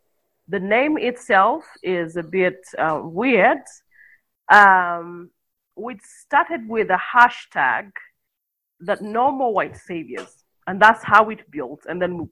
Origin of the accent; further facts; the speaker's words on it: Jinja, Eastern Region, Uganda; also born or lived in Kampala, Uganda; Jinja is where I grew up from. That's like my hometown.